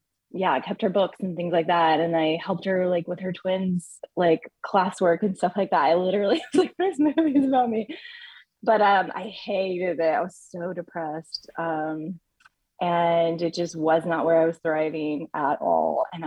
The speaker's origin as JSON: {"language": "English", "area": "Bay Area", "region": "California", "country": "United States", "tie": "born or raised there", "said": "I grew up in the Bay Area"}